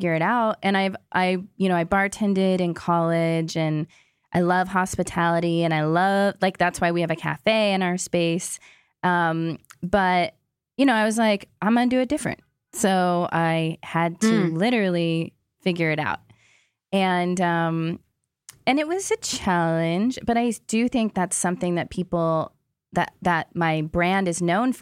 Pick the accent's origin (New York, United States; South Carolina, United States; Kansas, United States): Kansas, United States; I'm from Kansas and I grew up in the heartland